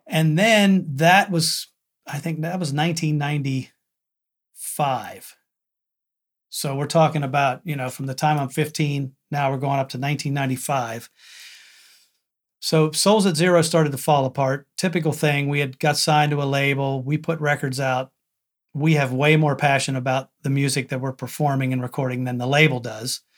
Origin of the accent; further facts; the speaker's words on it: McConnellsburg, Pennsylvania, United States; I'm from McConnellsburg, Pennsylvania.